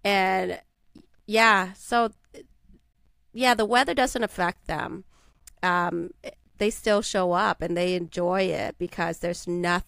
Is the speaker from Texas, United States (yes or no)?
no; Minnesota, United States; now in Las Vegas, United States; I grew up in Minnesota.